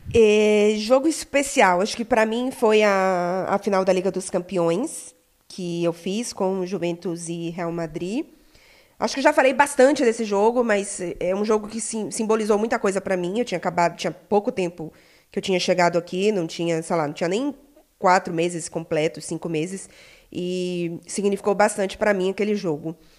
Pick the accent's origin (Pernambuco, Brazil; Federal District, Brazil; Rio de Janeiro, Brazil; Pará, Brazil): Pará, Brazil; Belém; sou de Belém do Pará